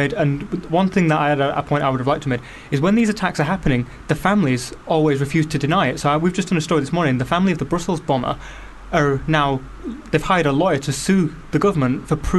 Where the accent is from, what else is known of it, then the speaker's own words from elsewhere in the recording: the North East, North East England, United Kingdom; moved away; I'm from a council state on the North East.